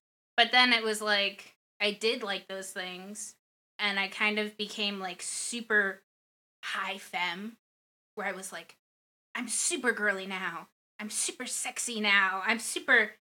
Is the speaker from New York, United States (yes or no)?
no; Florida, United States; because I came from Florida, so I think that's probably all that you need.